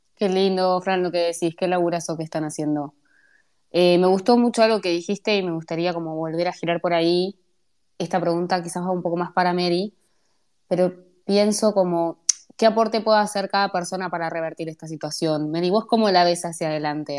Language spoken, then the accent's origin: Spanish; Buenos Aires, Argentina; yo soy de Lugano